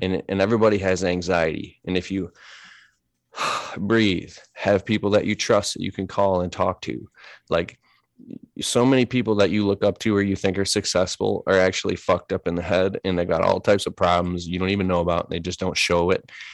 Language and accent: English; Detroit, Michigan, United States; I grew up in Metro Detroit. We're here in Michigan